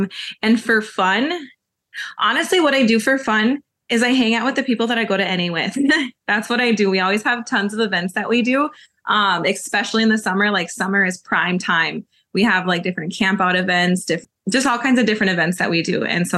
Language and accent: English; Minneapolis, Minnesota, United States; born there; now in Dilworth, United States; I currently live in Dilworth. I'm enrolled in Mille Lacs Lake Band of Ojibwe. I was born in Minneapolis and I kind of went everywhere in between all of those different places.